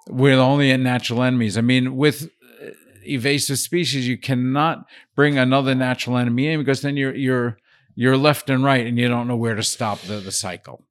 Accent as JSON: {"language": "English", "town": "Brooklyn", "region": "New York", "country": "United States", "tie": "born or raised there", "also_born_or_lived": "Paris", "moved": "as an adult", "said": "I grew up in Brooklyn and kind of loved"}